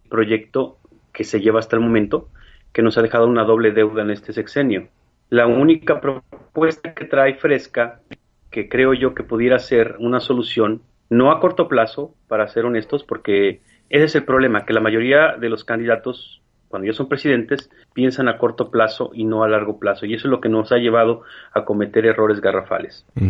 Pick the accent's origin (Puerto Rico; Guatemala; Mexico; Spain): Mexico; now in Chicago, United States; Como mexicano